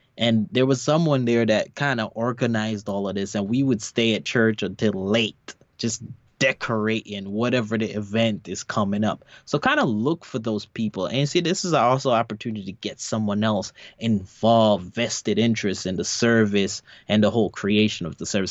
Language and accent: English; New York, United States; moved away; my church I grew up in in in New York